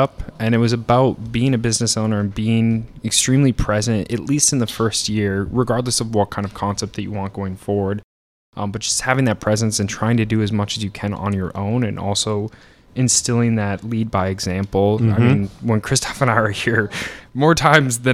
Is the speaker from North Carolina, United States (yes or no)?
no; Upper Michigan, United States; moved away as an adult; I'm from Upper Michigan originally. I'm a Youper